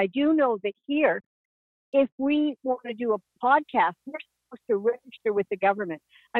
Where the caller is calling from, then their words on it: Edmonton, Alberta, Canada; I'm calling from Edmonton, Alberta, Canada.